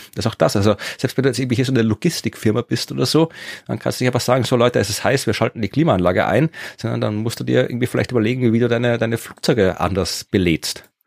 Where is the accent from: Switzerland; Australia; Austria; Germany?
Austria; Wachau, Lower Austria; in meiner Heimat in der Wachau